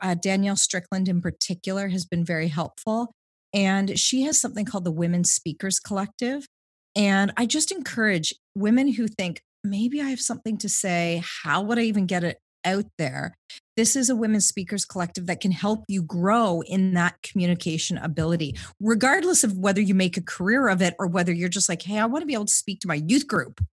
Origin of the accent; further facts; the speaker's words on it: Southwestern Ontario, Canada; moved away as an adult; also born or lived in London, Ontario / Toronto; now in Vancouver, Canada; I grew up in Ontario, Southwestern Ontario